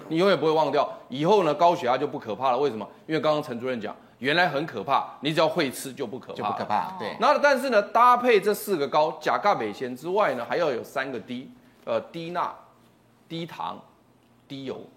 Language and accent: Chinese; Taiwan; 我们台湾话有一句话很好玩